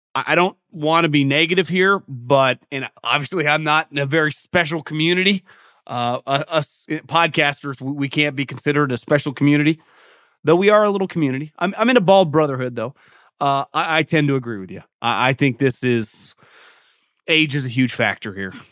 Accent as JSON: {"language": "English", "region": "West Coast", "country": "United States", "tie": "born or raised there", "said": "a lot of people my age growing up on the West Coast"}